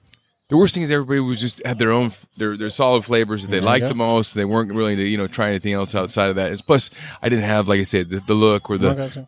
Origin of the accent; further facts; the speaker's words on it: Boise, Idaho, United States; moved away; I grew up in Boise, Idaho.